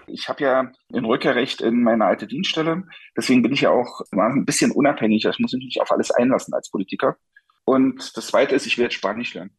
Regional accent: Saxony, Germany; now in Berlin, Germany; ich komme ja selber aus Sachsen

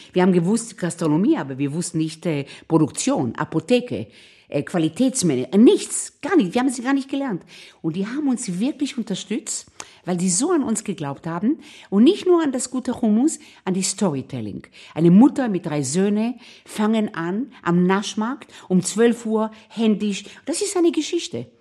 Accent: Israel; now in Vienna, Austria; ich bin in Israel aufgewachsen.

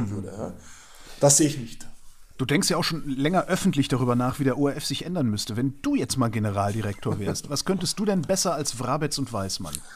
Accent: Cologne, North Rhine-Westphalia, Germany; ich bin Kölner, wir haben da ein Wort für

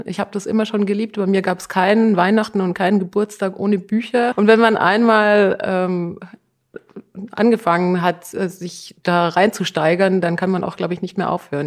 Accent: Tyrol, Austria; ich komme aus Tirol.

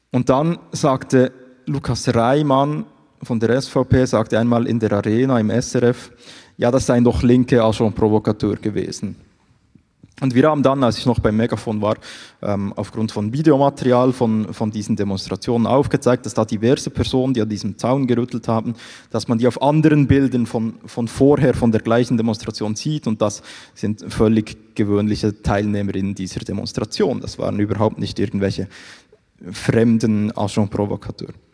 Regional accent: Bern, Switzerland; ich komme ja aus Bern, wie gesagt, darum rede ich auch nicht allzu schnell.

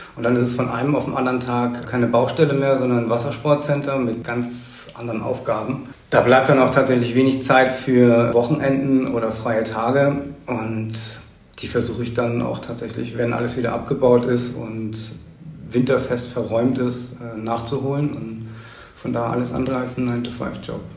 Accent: St. Peter-Ording, Schleswig-Holstein, Germany; also born or lived in Husum; Ich bin tatsächlich ein, ein echter Einheimischer. Ich bin geboren in Husum und mein Leben eigentlich hier auf, auf Eiderstedt und St. Peter-Ording verbracht

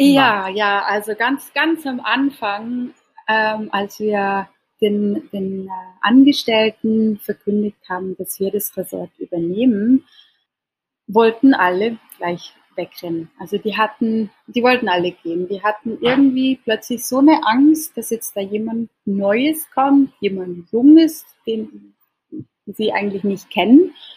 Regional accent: Switzerland; now in Indonesia; als Schweizerin

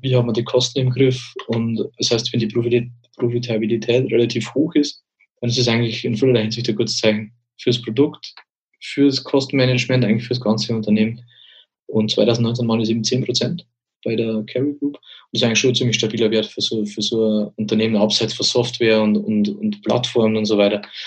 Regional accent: Bavaria, Germany; bei uns in Bayern

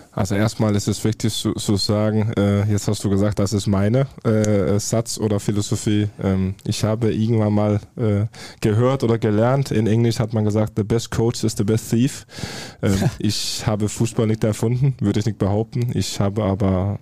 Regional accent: Farum, Capital Region of Denmark, Denmark; German is a second language; now in Dortmund, Germany; ich komme ja aus, aus Farum, das ist ja 20 Minuten außerhalb Kopenhagen

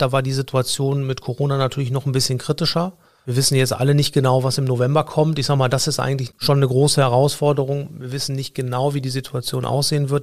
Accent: Cologne, North Rhine-Westphalia, Germany; ich komme aus Köln-Nippes

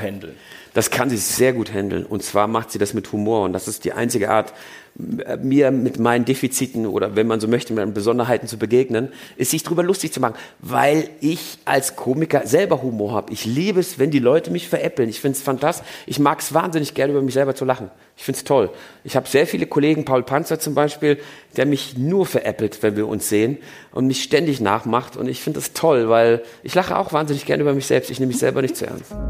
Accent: Germany; first language German; moved away as an adult; now in Switzerland; mein Vater hat meinem Bruder und mir nicht zugetraut, zweisprachig aufzuwachsen. Das glaubte er, das funktioniert nicht. Also war er der Meinung, wir fangen erstmal mit der deutschen Sprache

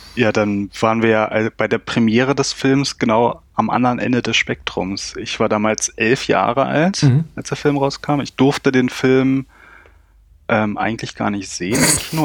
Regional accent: Berlin, Germany; ich komme aus dem Berliner Südosten

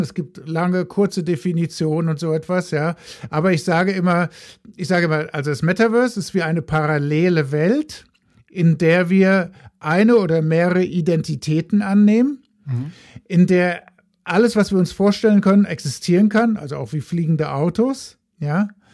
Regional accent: Frankfurt, Hesse, Germany; accent: Hessian, northern; moved away as an adult; also born or lived in Heidelberg / Hamburg / Paris / United States; now in Mountain View, United States; ich bin mal in Heidelberg geboren, habe dann auch in, in der Frankfurter Gegend Abitur gemacht

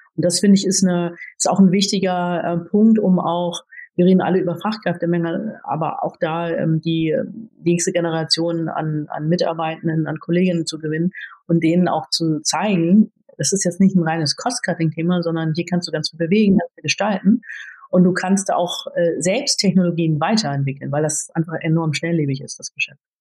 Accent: Cuxhaven, Lower Saxony, Germany; also born or lived in Philippines; wenn man dann so aus einer sehr behüteten Kleinstadt im Norden kommt, ich komme gebürtig aus Cuxhaven

